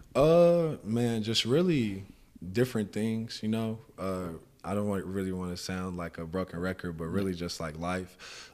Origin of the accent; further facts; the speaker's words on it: San Antonio, Texas, United States; now in Houston, United States; I did it most of my growing up in San Antonio on yeah, the east side